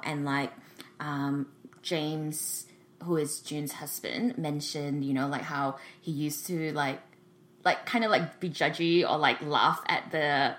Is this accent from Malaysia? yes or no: yes; Malaysia; moved away as an adult; now in Sydney, Australia; So I went to the University of Sydney. I moved from Malaysia to Sydney specifically for that reason.